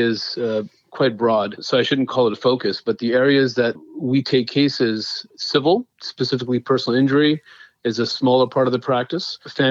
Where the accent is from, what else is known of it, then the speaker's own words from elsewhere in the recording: Fremont, California, United States; also born or lived in Hayward, California / India (ancestry); So I was born in Hayward, California, and my family is from India.